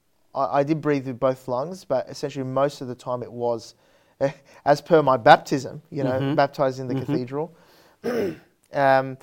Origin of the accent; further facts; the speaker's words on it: Parramatta, New South Wales, Australia; I grew up in Parramatta, North Parramatta